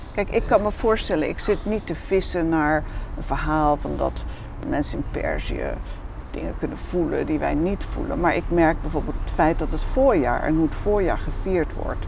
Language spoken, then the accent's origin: Dutch; Veluwe, Gelderland, Netherlands; ik ben bijvoorbeeld grootgebracht op de Veluwe in de gereformeerde traditie